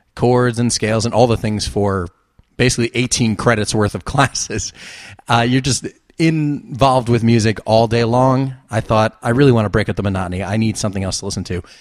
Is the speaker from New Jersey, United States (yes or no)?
yes; New Jersey, United States; moved away as an adult; now in Los Angeles, United States; I'm from New Jersey and Atlantic City was forty-five minutes to an hour away